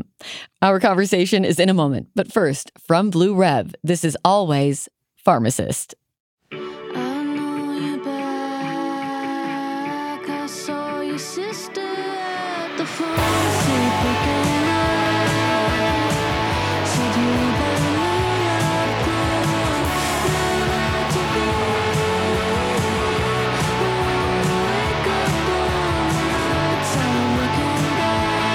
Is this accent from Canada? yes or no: yes; Canada; moved away as an adult; now in United States; I'm a Canadian living abroad in America